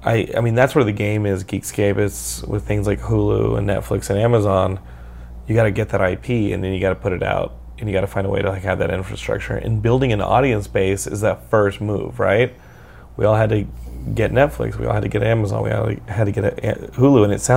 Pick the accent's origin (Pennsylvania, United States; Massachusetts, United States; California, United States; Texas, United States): Texas, United States; I'm from Texas, and I can use it. Texas Texas is its own country.